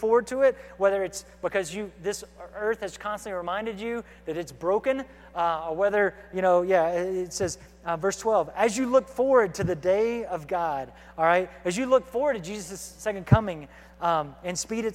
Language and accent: English; United States; as American believers